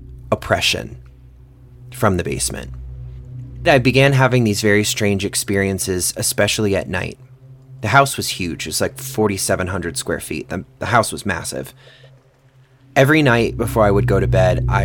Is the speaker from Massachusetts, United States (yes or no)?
yes; Orleans, Massachusetts, United States; I grew up in Orleans, Massachusetts, on a little peninsula that sticks out into the ocean called Cape Cod